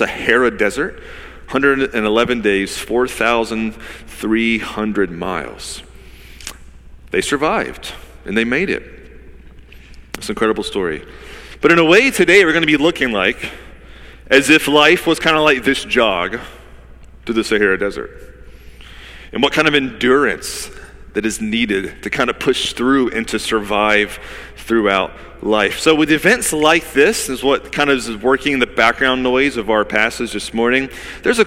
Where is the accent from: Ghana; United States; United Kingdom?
United States; Georgia; now in Wilmington, United States; I'm from Georgia